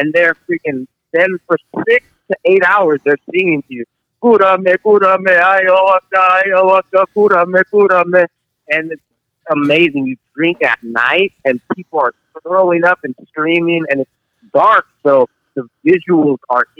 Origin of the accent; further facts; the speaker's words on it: San Jose, California, United States; I'm from San Jose, California